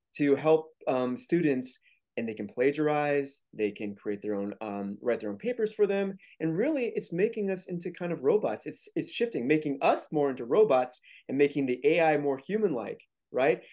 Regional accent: St. Louis, Missouri, United States; I grew up in Saint Louis, Missouri

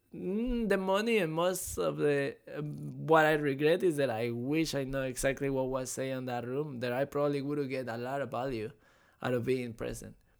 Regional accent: Mexico; now in Florida, United States; I was born and raised in Mexico

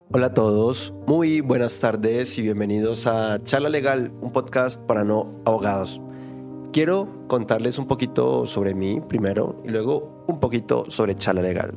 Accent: Bogotá, Colombia; soy bogotano

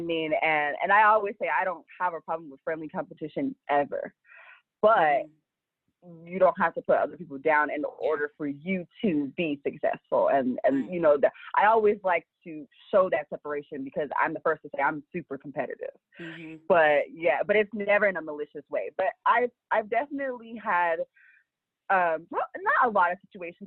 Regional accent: Los Angeles, California, United States; I'm from Los Angeles

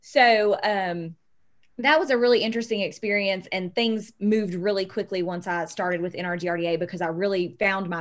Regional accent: McDowell County, West Virginia, United States; I was from McDowell County

